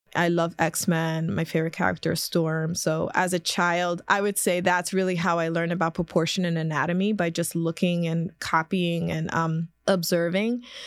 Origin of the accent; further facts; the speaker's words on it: Philadelphia, Pennsylvania, United States; I was born and raised in South Philadelphia, right by the Ninth Street Market